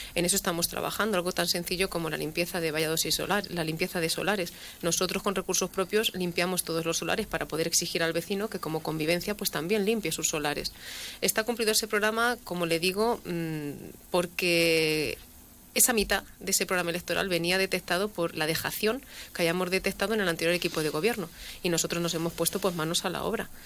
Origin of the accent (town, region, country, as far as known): La Solana, Castilla-La Mancha, Spain